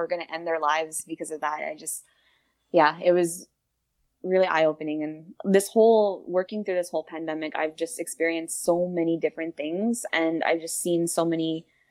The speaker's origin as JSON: {"language": "English", "town": "Winnipeg", "region": "Manitoba", "country": "Canada", "tie": "born or raised there", "said": "I was born and raised in the North End of Winnipeg"}